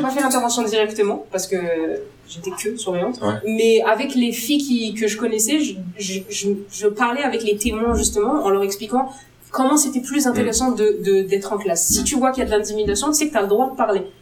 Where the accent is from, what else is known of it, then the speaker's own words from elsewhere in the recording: Algeria; je suis algérienne